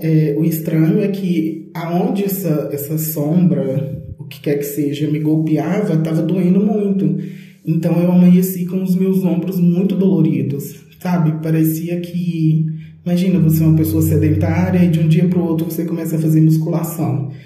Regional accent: Belo Horizonte, Minas Gerais, Brazil; eu sou de Belo Horizonte, Minas Gerais

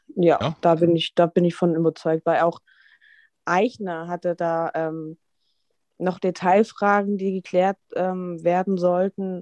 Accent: Dresden, Saxony, Germany; now in Hamburg, Germany; Ich bin gebürtig aus Dresden

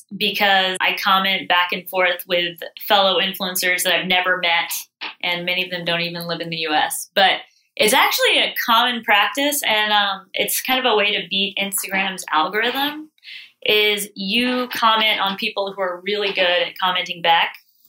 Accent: Sugar Land, Texas, United States; moved away as an adult; now in Charleston, United States; So I'm from Texas. Okay. I grew up in Sugarland and now my parents live on our ranch. We come from ranchers.

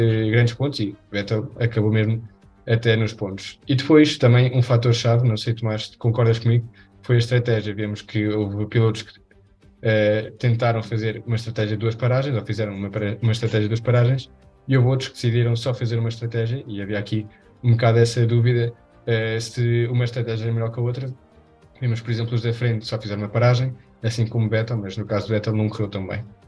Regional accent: Spain; eu sou espanhol

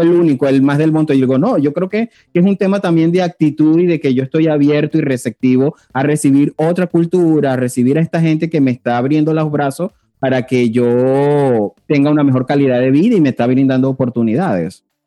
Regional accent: Venezuela; moved away as an adult; also born or lived in Panama; como un venezolano o como nos llaman por ahí un veneco más

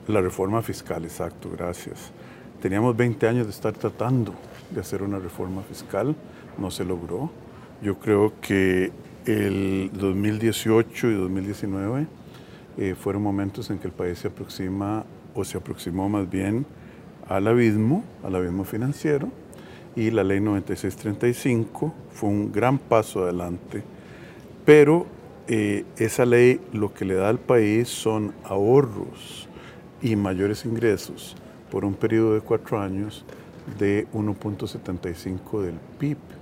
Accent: Costa Rica; como costarricenses

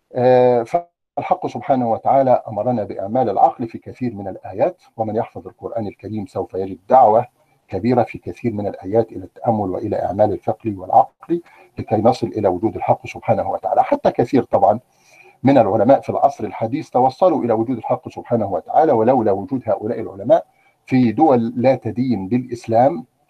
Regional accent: Egypt; عندنا في مصر

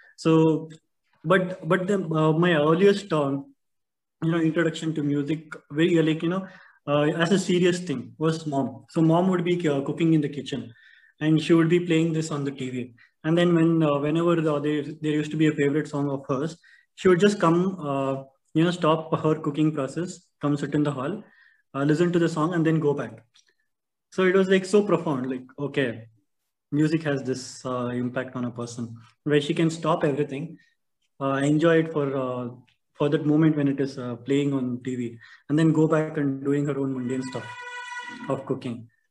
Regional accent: Bangalore, Karnataka, India; growing up in Bangalore

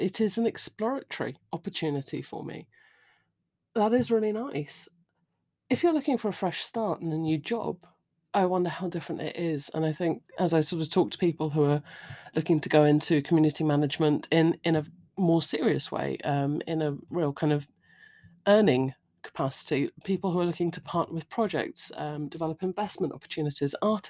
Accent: United Kingdom; I'm British. The pub is, you know, where we go.

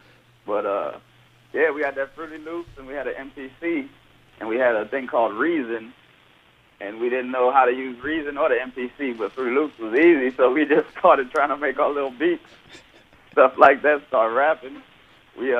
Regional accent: Houston, Texas, United States; moved away as an adult; now in Los Angeles, United States; growing up in Houston, it's real. We got our own little culture and style of hip-hop.

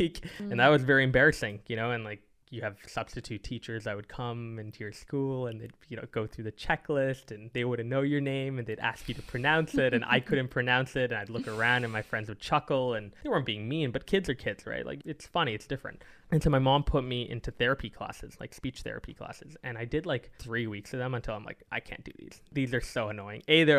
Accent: Singapore; I lost to Singapore, which is where I'm born. So it's kind of sad to lose to your home country, in my home country

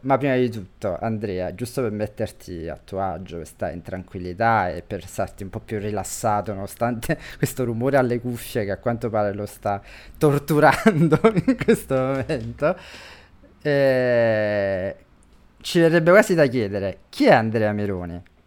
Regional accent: Campania, Italy; da campano

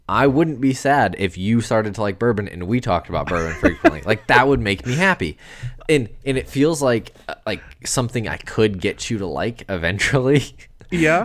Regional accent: United States; I'm American

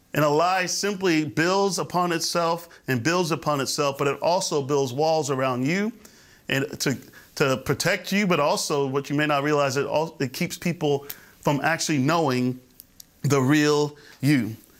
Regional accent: Florida, United States; I grew up in the Florida area

